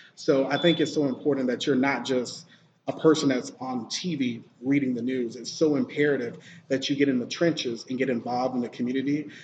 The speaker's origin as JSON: {"language": "English", "town": "Sylacauga", "region": "Alabama", "country": "United States", "tie": "born or raised there", "also_born_or_lived": "Greenville, South Carolina", "moved": "as an adult", "said": "I am from a small, teeny tiny city called Sylacauga, Alabama. It's uh, about 30 minutes south of Birmingham okay. in Alabama. So I grew up in the small town"}